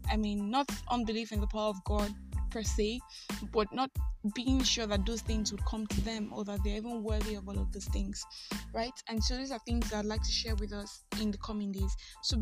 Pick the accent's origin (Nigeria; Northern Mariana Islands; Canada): Nigeria; I am that Nigerian Christian Talkaholic